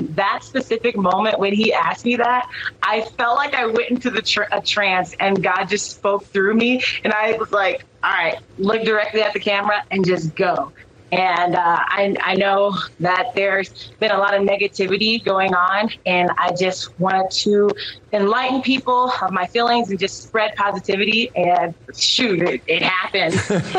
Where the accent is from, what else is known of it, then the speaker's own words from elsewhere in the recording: Texas, United States; my dad's an immigrant. He came from Ghana. Mm-hmm. It's where he met my mom. I grew up in Texas. It's the only place that I know